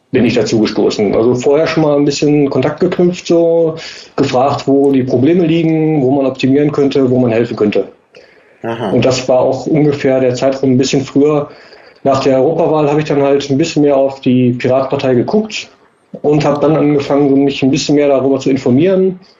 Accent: Karlsruhe, Baden-Württemberg, Germany; ähm, bin aus Karlsruhe, bin 33 Jahre alt.

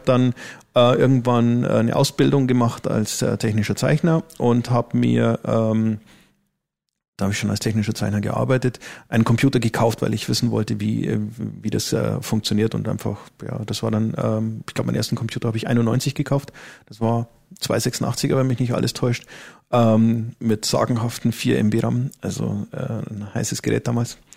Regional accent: Neumarkt, Bavaria, Germany; born there; also born or lived in Berlin; bin aber jetzt wieder äh, da, wo ich eigentlich herkomme. Also ich bin geboren in Neumarkt ähm, und werde jetzt dann auch wieder in Amberg wohnen.

